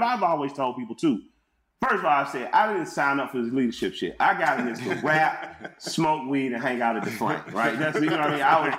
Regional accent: Atlanta, Georgia, United States; I'm from Atlanta. So people had to learn how to cooperate here.

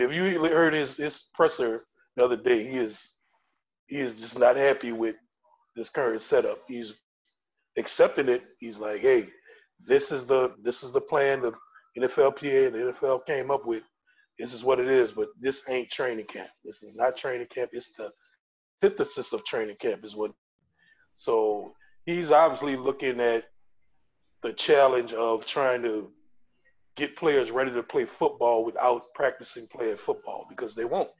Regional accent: New Orleans, Louisiana, United States; Been living in New Orleans or in the Gulf South all my life

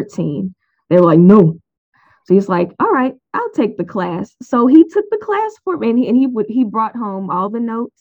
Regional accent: St. Louis, Missouri, United States; I was born and raised in St. Louis, Missouri, St. Louis County

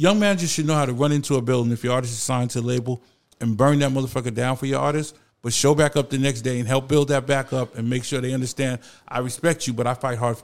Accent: New York City, New York, United States; I literally grew up on Cedric where hip hop started

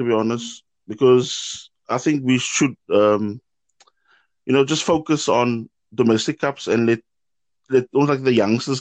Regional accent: South Africa; now in Germany; a South African gooner of 30 years currently living in Germany

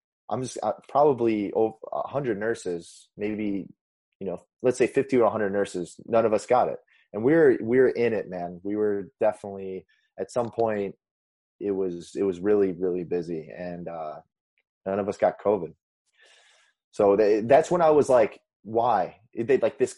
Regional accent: Indiana, United States; moved away as an adult; also born or lived in Chicago; now in California, United States; I'm from Indiana

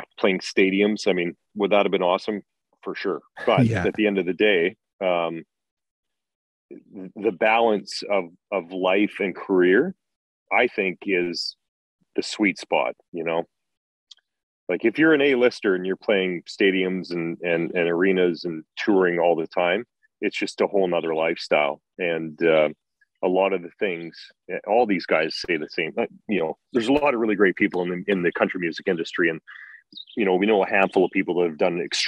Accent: Grande Prairie, Alberta, Canada; I grew up in Grand Prairie, right? Those are my roots.

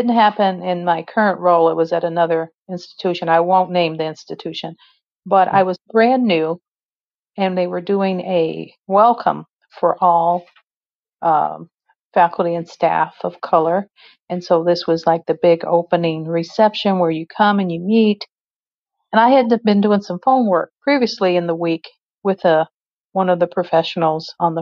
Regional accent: Midwest, United States; also born or lived in West Coast; I'm from the Midwest, born and raised here

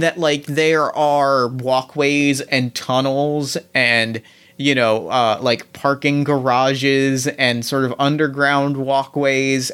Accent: New Jersey, United States; I grew up in New Jersey

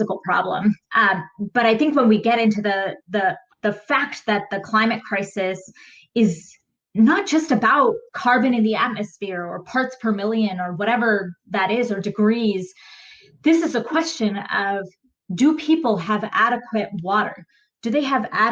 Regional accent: United States; I was born and raised in America.

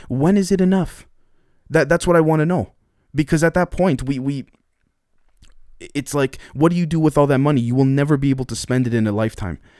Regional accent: Canada; I'm Canadian

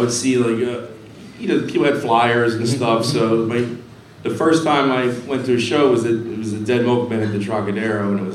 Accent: Delaware County, Pennsylvania, United States; I'm from Delco, which is right south of here

